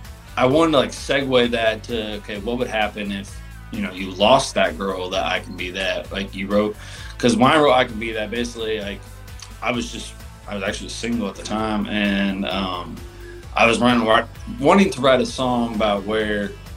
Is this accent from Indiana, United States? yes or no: yes; Indiana, United States; but like I'm from Indiana, so it's like